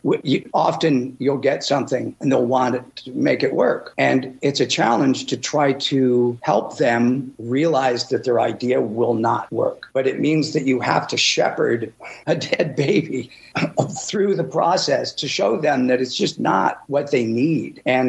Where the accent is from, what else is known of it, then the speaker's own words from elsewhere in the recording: Midwest, United States; I was from the Midwest.